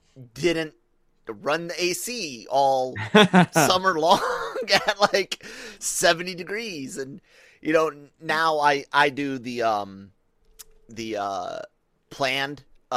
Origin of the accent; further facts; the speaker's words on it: Tacoma, Washington, United States; born there; my birthplace of Tacoma, Washington. I was born on Fort Lewis, right?